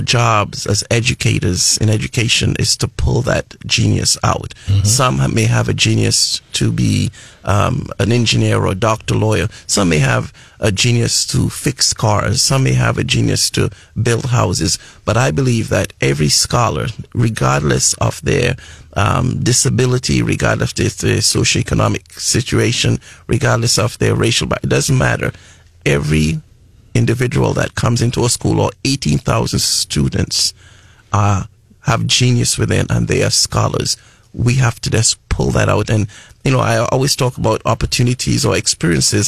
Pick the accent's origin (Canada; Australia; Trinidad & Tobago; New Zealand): Trinidad & Tobago; moved away as an adult; also born or lived in New Mexico / Lubbock, Texas; now in United States; I'm originally from the Caribbean islands of Trinidad and Tobago